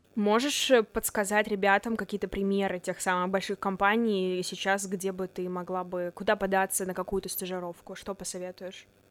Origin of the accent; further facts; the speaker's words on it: Chelyabinsk, Chelyabinsk Oblast, Russia; moved away as an adult; now in Moscow, Russia; Я из Челябинска, но уже год живу, учусь в Москве на журналистике в Вышке